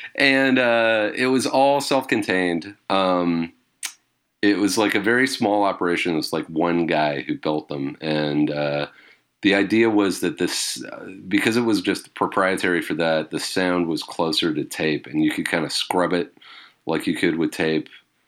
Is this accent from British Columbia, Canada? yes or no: yes; British Columbia, Canada; on the island that I grew up on Vancouver Island, just covered in coniferous trees.